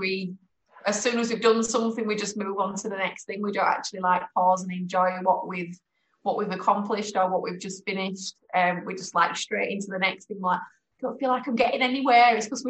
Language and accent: English; Leeds, Yorkshire and the Humber, United Kingdom; my hometown.